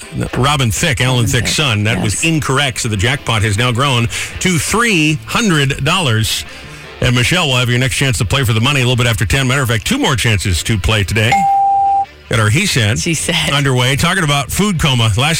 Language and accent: English; New England, United States; moved away; also born or lived in Michigan; I grew up in New England